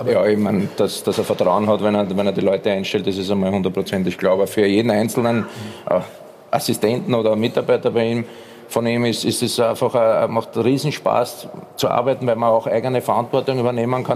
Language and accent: German; Austria; ich bin ein Österreicher